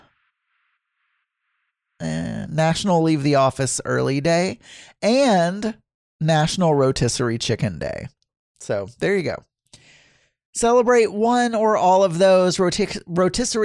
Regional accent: the South, United States; moved away; when I was growing up in the South

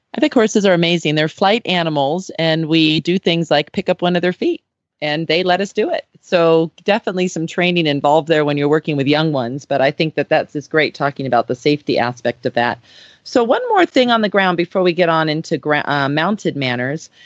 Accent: Southern California, United States; I grew up in Southern California

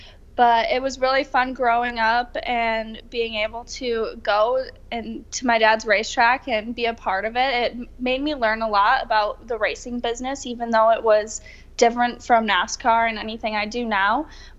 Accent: Wisconsin, United States; moved away; I'm from Wisconsin.

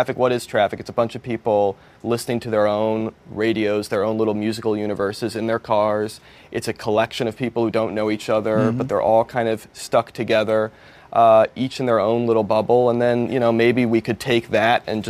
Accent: East Coast, United States; now in Los Angeles, United States; I grew up on the East Coast

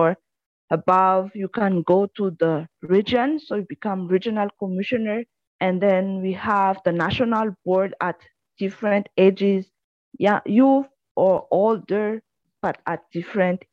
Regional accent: Madagascar; I am from Madagascar.

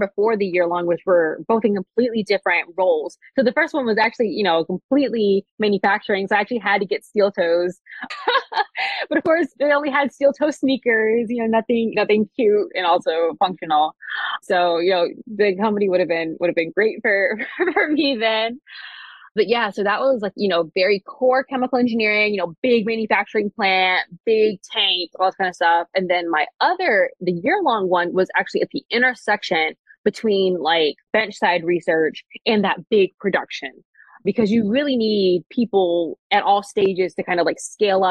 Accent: East Coast, United States; now in Seattle, United States; I'm from the East Coast

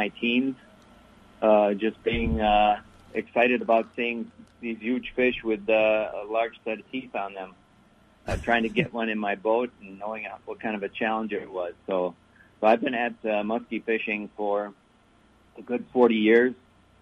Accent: Milwaukee, Wisconsin, United States; now in Minnesota, United States; No, I grew up in Wisconsin. I'm from Milwaukee originally, but I've now lived in Minnesota a larger part of my life than when I was in Wisconsin.

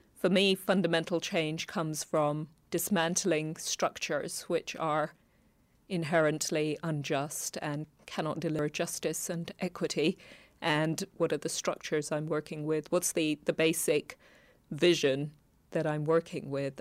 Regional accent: Kenya; moved away; also born or lived in London; Growing up in Kenya

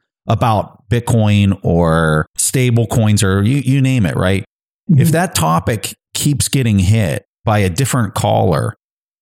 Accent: United States; as an American

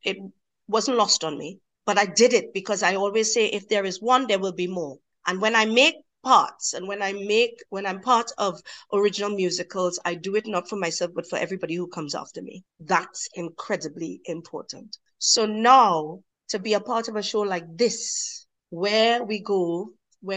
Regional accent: Trinidad & Tobago; moved away; I come from Trinidad and Tobago, and where I come from, people look like me, they look like you, they look like other people, but they all sound like me

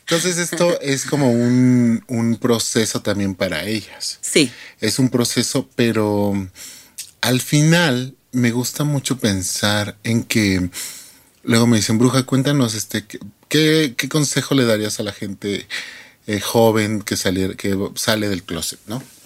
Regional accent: Mexico; soy mexicana

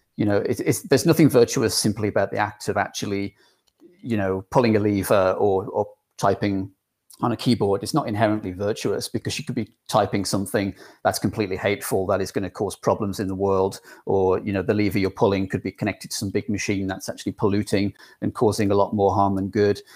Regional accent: England, United Kingdom; accent: English; my English accent

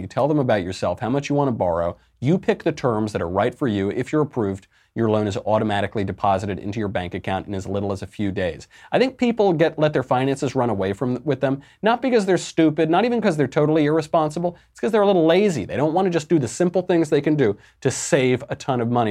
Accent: New York, United States; I grew up in the Italian American culture here in New York, right where, uh, Fredo Cuomo is from

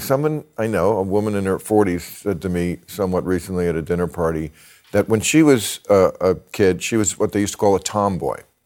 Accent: New Jersey, United States; born or raised there

